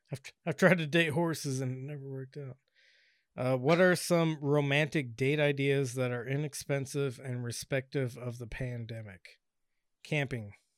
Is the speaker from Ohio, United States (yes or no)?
no; Washington, United States; now in Southern California, United States; when I grew up in Washington